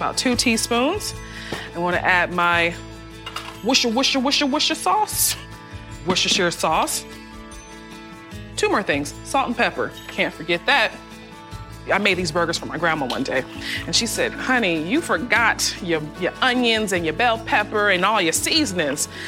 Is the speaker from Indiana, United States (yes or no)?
no; Charleston, South Carolina, United States; Growing up in Charleston, South Carolina